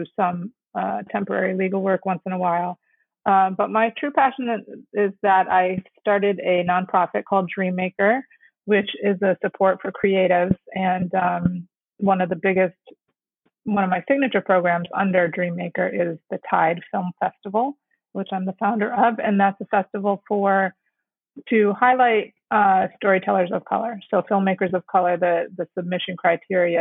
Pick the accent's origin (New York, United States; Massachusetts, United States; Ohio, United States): New York, United States; Fairport; moved away as an adult; also born or lived in South Korea; now in New York City, United States; Adopted when I was three to an Italian Irish American family, grew up way upstate New York in a town called Fairport